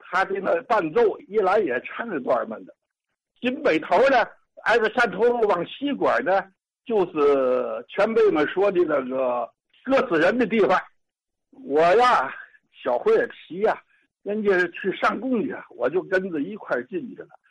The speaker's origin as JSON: {"language": "Chinese", "region": "Tianjin", "country": "China", "tie": "born or raised there", "said": "我出生在西河后街三元里啊，门牌六号"}